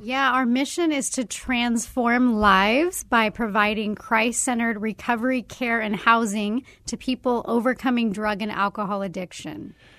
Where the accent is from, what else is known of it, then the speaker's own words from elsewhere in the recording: Arizona, United States; growing up in Arizona